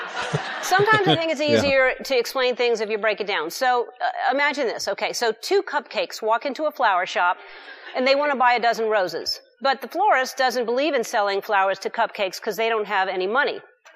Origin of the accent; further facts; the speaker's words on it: Louisiana, United States; I grew up in the South, right next door in Louisiana.